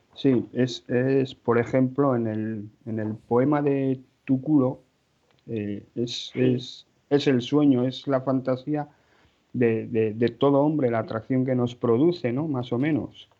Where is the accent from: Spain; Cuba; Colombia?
Spain; Pamplona, Navarre; soy de Pamplona, casado, con hijos